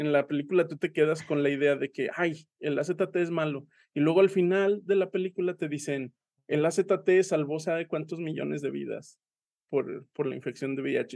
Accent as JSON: {"language": "Spanish", "region": "Aguascalientes", "country": "Mexico", "moved": "yes", "lives_now": "Saltillo, Mexico", "said": "yo soy de Aguascalientes y en Aguascalientes somos muy persinados"}